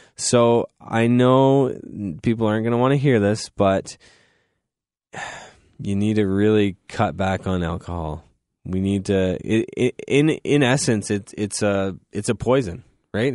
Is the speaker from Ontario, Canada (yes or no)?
yes; Goderich, Ontario, Canada; now in London, Canada; I'm from Goderich, so we didn't have a cafeteria